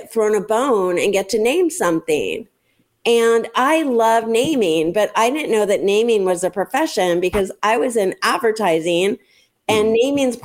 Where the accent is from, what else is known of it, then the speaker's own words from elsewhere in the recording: La Jolla, California, United States; where I grew up in La Jolla, California